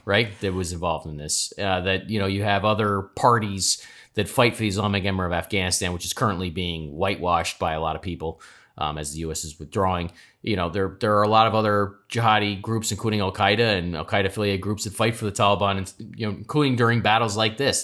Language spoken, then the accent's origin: English; United States; you and I are proud Americans